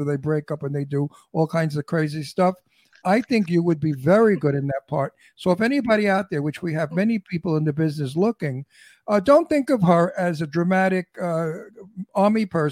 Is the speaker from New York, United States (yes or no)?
yes; New York City, New York, United States; I'm from Brooklyn. I got kicked out of high school at 16